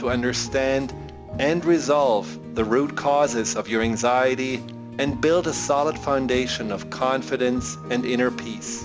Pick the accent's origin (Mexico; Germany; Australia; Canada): Germany; accent: German; moved away; my hypnotic German accent